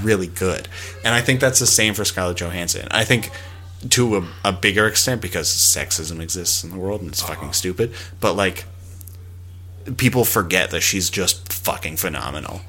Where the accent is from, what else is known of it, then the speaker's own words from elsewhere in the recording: Alberta, Canada; I'm from Alberta